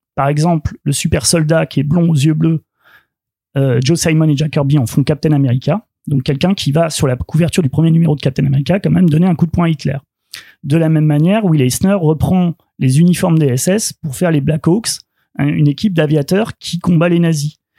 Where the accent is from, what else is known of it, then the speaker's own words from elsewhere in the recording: France; chez nous, en France